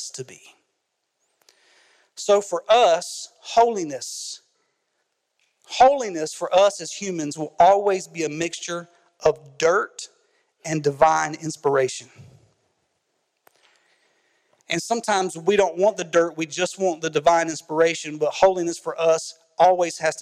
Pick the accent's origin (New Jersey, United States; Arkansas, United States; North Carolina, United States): North Carolina, United States; Carrboro; I grew up in Carrboro, North Carolina